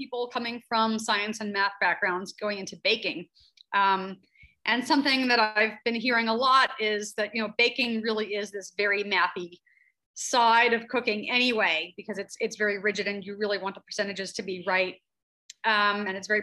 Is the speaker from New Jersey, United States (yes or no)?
yes; New Jersey, United States; moved away as an adult; I'm from Central Jersey, grew up eating lots of bagels.